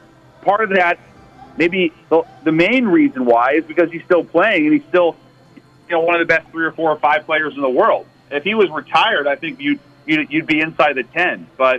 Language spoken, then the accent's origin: English; Seattle, Washington, United States; my hometown of Seattle.